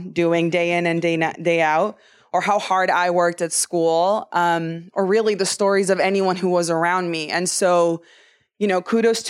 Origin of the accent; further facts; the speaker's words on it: United States; I grew up undocumented in the United States.